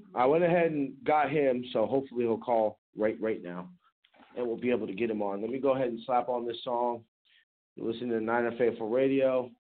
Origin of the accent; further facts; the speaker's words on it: California, United States; I'm from California